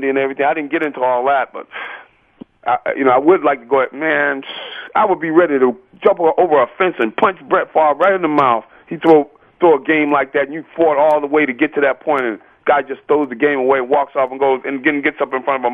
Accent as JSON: {"language": "English", "town": "Philadelphia", "region": "Pennsylvania", "country": "United States", "said": "I'm from Philadelphia."}